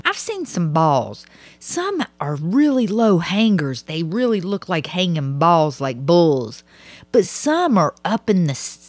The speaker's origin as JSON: {"language": "English", "region": "the South", "country": "United States", "accent": "Southern", "said": "We from the same damn place, and you don't understand my accent."}